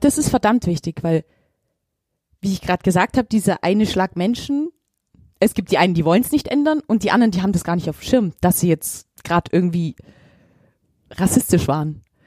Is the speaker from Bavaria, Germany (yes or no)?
yes; Augsburg, Bavaria, Germany; ich bin ein Augsburger